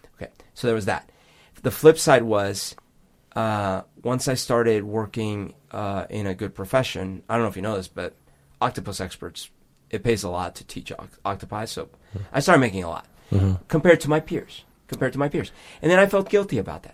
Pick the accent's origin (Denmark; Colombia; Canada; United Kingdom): Colombia; now in Seattle, United States; growing up in Colombia